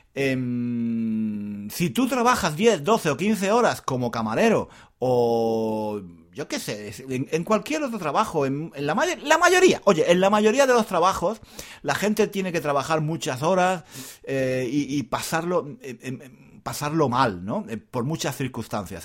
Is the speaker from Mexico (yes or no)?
no; Spain; soy español